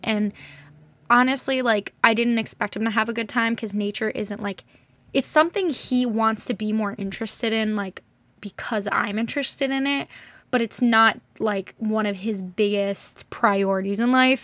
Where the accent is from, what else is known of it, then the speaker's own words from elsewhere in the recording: United States; growing up in America is just great in certain ways, not great in others